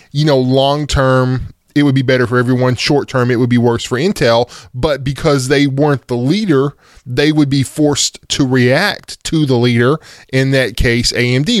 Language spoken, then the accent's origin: English; United States; here in America 'cause I'm American